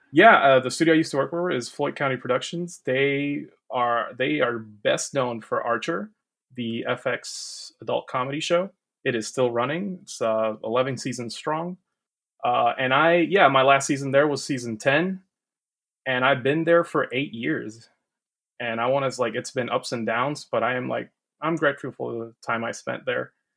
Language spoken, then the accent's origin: English; Puerto Rico; moved away as an adult; now in Georgia, United States; I am from Puerto Rico originally. Uh, been living here in the U S for ten years now